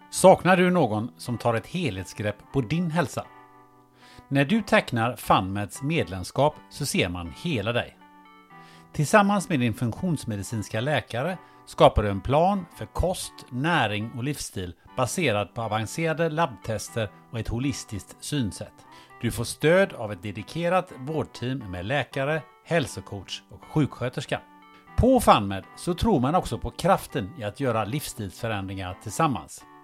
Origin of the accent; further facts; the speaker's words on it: Kungälv, Västra Götaland, Sweden; nu är jag uppvuxen i Kungälv då